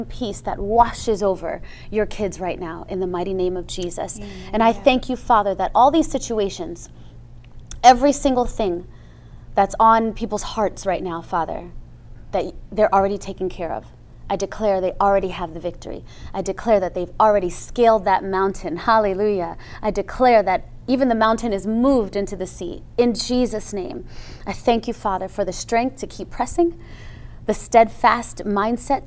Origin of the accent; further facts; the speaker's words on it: Jamaica; Well, I'm a Jamaican. That's really what I am, a Jamaican